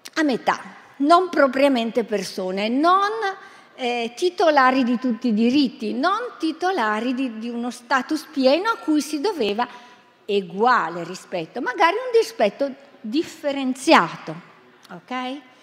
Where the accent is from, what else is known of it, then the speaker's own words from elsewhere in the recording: Bergamo, Lombardy, Italy; Vengo da Bergamo